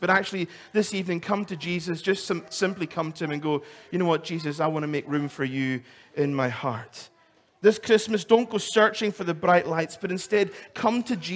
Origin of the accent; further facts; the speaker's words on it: Isle of Lewis, Scotland, United Kingdom; I come from the Isle of Lewis